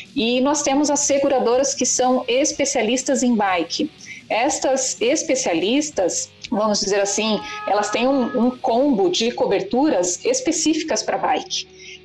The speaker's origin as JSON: {"language": "Portuguese", "town": "Curitiba", "region": "Paraná", "country": "Brazil", "said": "nós somos de Curitiba"}